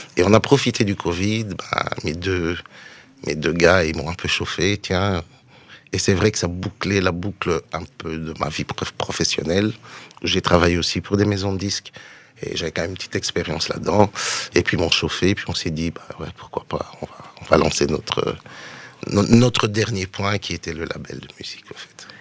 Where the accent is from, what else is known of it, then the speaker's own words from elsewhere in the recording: Brussels, Brussels-Capital Region, Belgium; je suis de Bruxelles